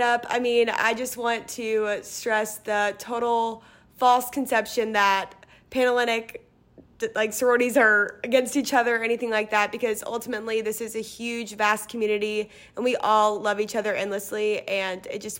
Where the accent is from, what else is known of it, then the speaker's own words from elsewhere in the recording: Lexington, Kentucky, United States; I'm from Lexington, Kentucky. I'm going to be a senior this year